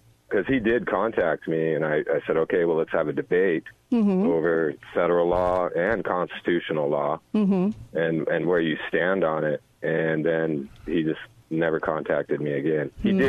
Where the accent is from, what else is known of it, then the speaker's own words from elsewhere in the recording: St. George, Utah, United States; I grew up in St. George